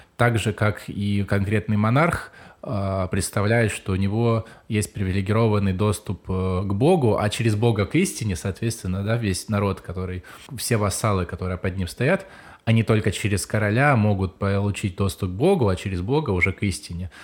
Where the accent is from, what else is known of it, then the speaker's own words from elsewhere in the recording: Ukraine; я сам из Украины